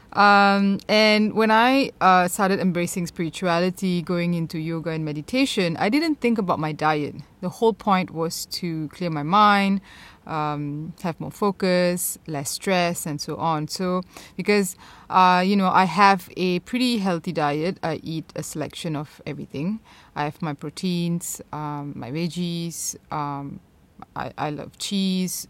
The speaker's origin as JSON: {"language": "English", "country": "Malaysia", "tie": "born or raised there", "said": "growing up in Malaysia"}